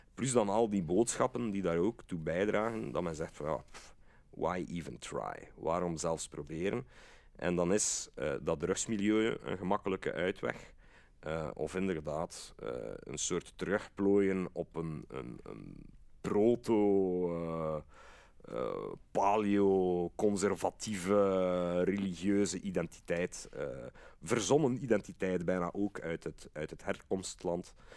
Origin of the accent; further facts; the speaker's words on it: Brussels, Brussels-Capital Region, Belgium; als Brusselaar